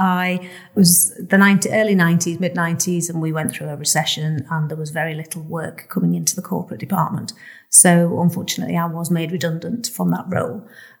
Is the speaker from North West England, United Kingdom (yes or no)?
yes; Rainhill, North West England, United Kingdom; moved away as an adult; also born or lived in Leeds; I'm from a small village called Rainhill, which is in Merseyside. It's, I would class myself as a Scouser, but real Scousers would say that I wasn't.